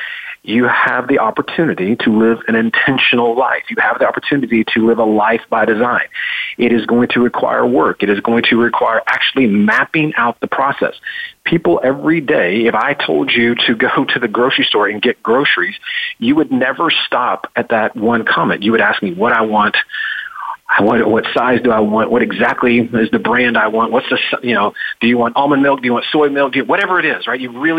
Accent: Memphis, Tennessee, United States; I'm a redneck from Memphis, Tennessee.

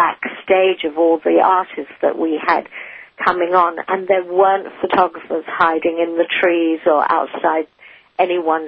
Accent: England, United Kingdom; being English

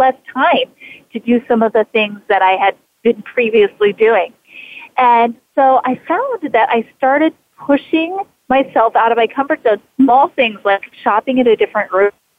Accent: Idaho, United States; moved away as an adult; I was born and raised in Idaho

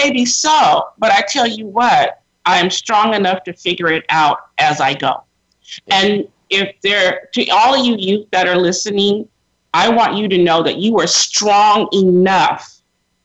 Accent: Sacramento, California, United States; I grew up predominantly in Sacramento, California

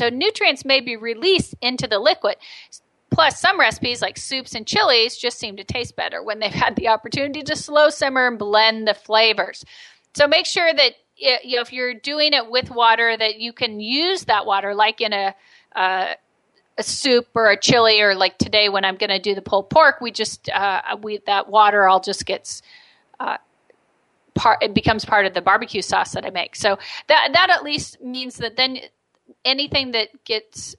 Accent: United States; I'm American

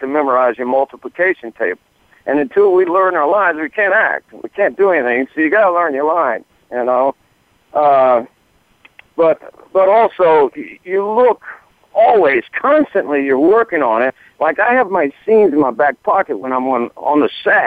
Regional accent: the South, United States; I'm from the South

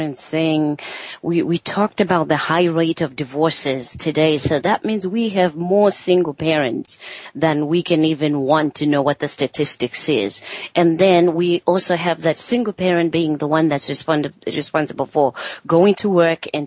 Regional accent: Zimbabwe; growing up in Zimbabwe

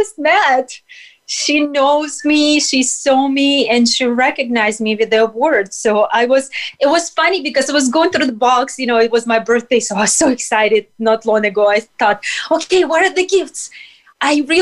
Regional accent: Russia; moved away as an adult; now in United States; growing up in Soviet Union and Russia

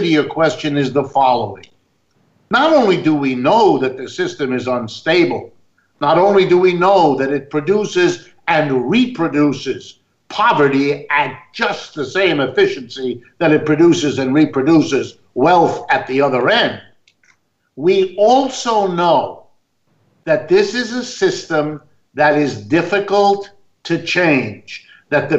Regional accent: Youngstown, Ohio, United States; I was born in the middle of the United States, my hometown where I was born, Youngstown, Ohio

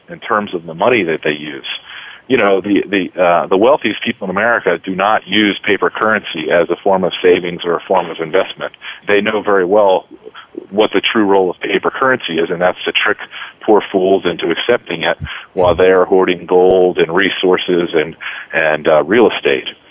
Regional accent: United States; as an American

